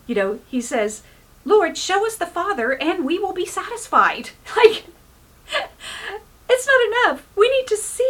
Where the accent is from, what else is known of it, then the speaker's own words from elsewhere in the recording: Oklahoma, United States; now in California, United States; I come from Oklahoma.